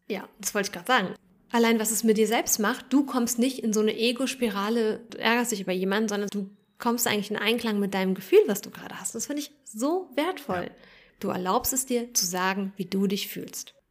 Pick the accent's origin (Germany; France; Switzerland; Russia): Germany; Berlin; in Neukölln, wo ich aufgewachsen bin